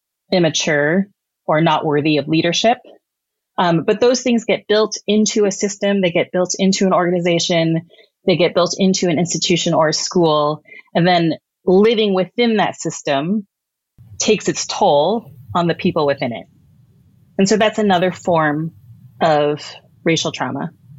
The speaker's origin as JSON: {"language": "English", "region": "Texas", "country": "United States", "tie": "born there", "said": "go back to where you came from, even though I was born in Texas. I was like, I guess I can go back to Texas."}